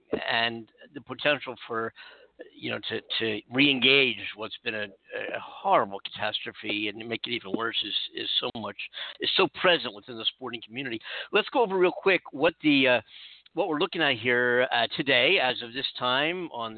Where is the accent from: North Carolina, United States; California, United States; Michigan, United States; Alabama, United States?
California, United States; California, where I am right now, We have 466,550 confirmed cases in my home state of California.